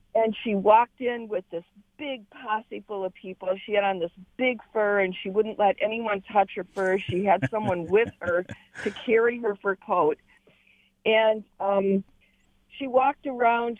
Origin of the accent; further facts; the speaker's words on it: Detroit, Michigan, United States; you were from Detroit